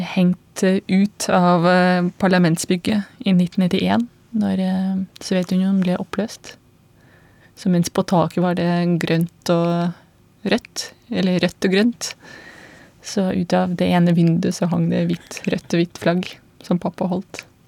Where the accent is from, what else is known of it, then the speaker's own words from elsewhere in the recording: Belarus; Norwegian is a second language; moved away as an adult; now in Norway; jeg kommer fra Hviterussland